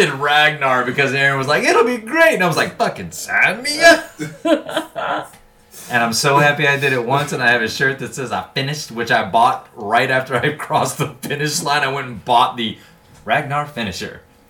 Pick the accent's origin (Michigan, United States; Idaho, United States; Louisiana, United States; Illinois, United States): Louisiana, United States; moved away; I grew up in Louisiana.